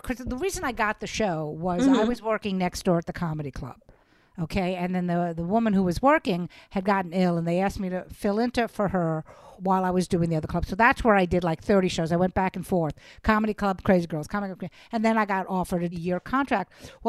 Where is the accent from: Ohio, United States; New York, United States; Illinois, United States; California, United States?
New York, United States; New York City; also born or lived in Los Angeles; No, I am born and bred. I grew up in Brooklyn, New York. I actually lived in Los Angeles.